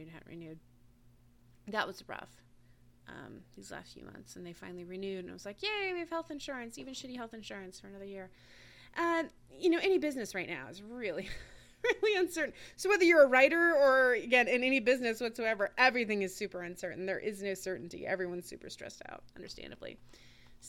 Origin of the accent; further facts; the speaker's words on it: Washington, United States; moved away; also born or lived in Alaska; I grew up in Washington State